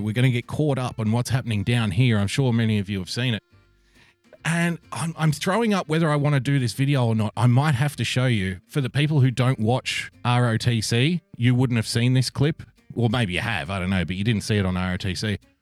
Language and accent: English; Sydney, New South Wales, Australia; this is my hometown of Sydney, little old Sydney town